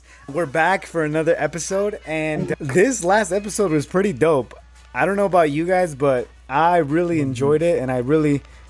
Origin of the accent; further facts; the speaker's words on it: Mexico City, Mexico; moved away; Porque yo como mexicano, like, I'm from El DF